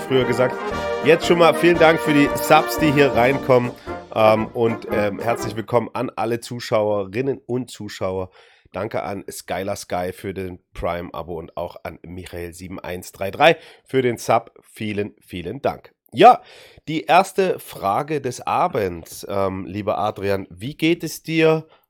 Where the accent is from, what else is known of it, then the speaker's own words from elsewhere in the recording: Dresden, Saxony, Germany; aus meiner Heimatstadt, aus Dresden